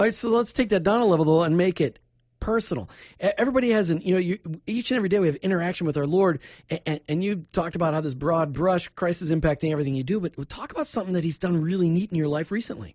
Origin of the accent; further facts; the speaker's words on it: Minnesota, United States; moved away; also born or lived in Tampa Bay, Florida; I grew up in Minnesota